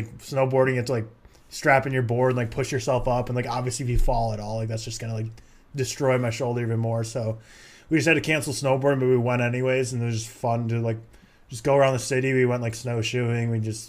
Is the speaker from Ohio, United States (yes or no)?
no; Minnesota, United States; moved away; also born or lived in Texas; me growing up in Minnesota, it's like just a few hours to go to Canada or something, and then like when I live in Texas, it's like a couple hours from Mexico.